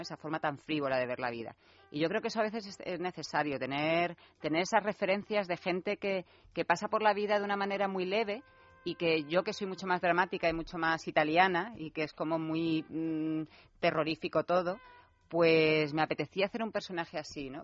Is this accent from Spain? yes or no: yes; Marbella, Andalusia, Spain; also born or lived in Torremolinos; yo que me he criado en Marbella, porque yo soy de Torremolinos